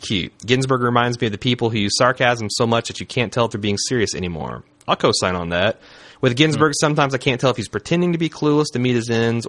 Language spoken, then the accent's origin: English; Winston-Salem, North Carolina, United States; Weiner's directing a movie with Amy Poehler, Owen Wilson, and Zach Galifianakis that's filming in my hometown of Winston-Salem, North Carolina.